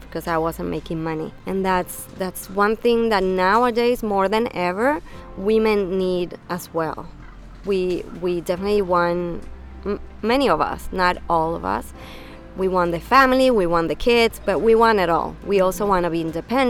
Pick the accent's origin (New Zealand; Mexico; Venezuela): Venezuela; moved away as an adult; also born or lived in New York; now in United States; Venezuela, I'm born and raised in Venezuela